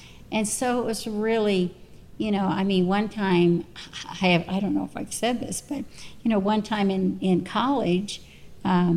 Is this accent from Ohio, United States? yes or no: no; Texas, United States; also born or lived in Arizona; we were in Arizona at that time, but yes, we're from Texas